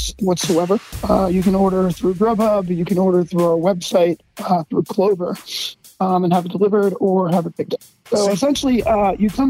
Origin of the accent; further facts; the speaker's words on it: New Jersey, United States; now in Paso Robles, United States; I'm originally from South and Central Jersey, close to Philadelphia